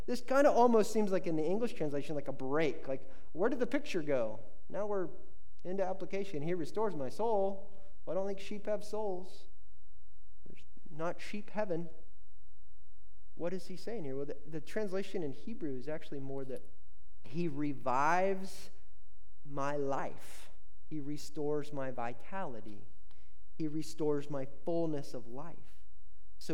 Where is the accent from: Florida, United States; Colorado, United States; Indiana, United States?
Indiana, United States; I grew up in Indiana.